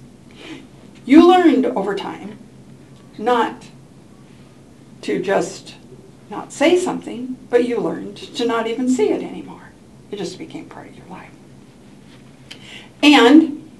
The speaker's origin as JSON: {"language": "English", "town": "Portland", "country": "United States", "tie": "born or raised there", "said": "I grew up in Portland."}